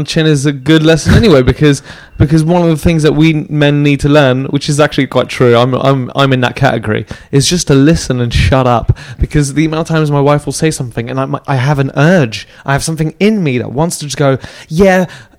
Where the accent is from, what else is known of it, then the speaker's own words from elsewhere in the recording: France; born there; I was born in France. My mom's French. My dad's English, and he's a jockey. And so we traveled around.